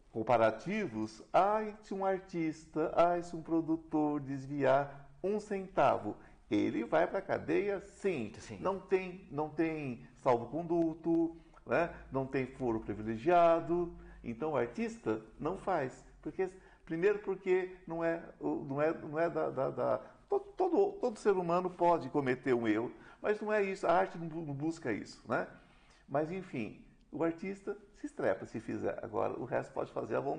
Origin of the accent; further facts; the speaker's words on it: Jundiaí, São Paulo, Brazil; Eu nasci em Jundiaí